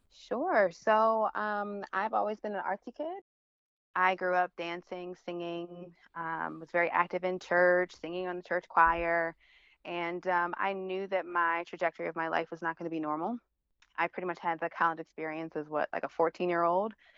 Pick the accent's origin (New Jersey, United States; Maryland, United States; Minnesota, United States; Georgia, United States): Maryland, United States; Baltimore; moved away; also born or lived in Philadelphia / New York; I'm from Baltimore